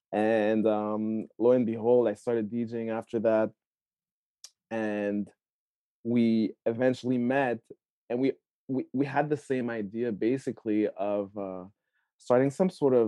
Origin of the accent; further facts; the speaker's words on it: Canada; also born or lived in Rwanda; Yeah, I was born in Rwanda, but I grew up in Canada. Bounced around a lot, Quebec, Ottawa, and in the GTA for the most part of my adulthood, after university and stuff.